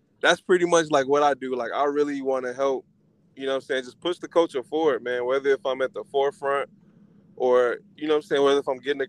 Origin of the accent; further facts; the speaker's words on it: Chicago, Illinois, United States; I'm from Chicago